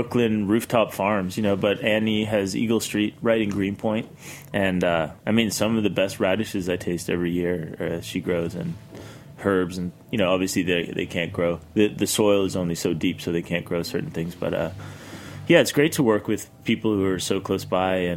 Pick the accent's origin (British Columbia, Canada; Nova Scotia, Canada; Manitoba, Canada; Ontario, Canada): Nova Scotia, Canada; moved away as an adult; also born or lived in Europe; I grew up in Canada